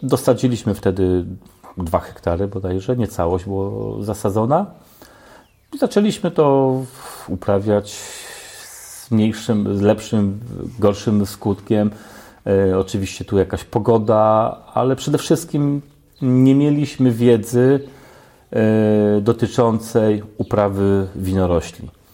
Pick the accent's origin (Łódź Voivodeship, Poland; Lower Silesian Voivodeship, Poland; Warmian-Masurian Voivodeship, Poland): Lower Silesian Voivodeship, Poland; Oleśnica; pochodzę z Oleśnicy